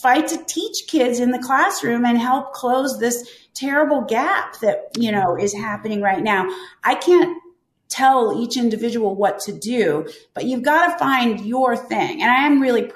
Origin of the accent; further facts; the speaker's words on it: Pennsylvania, United States; Pennsylvania, which is my home state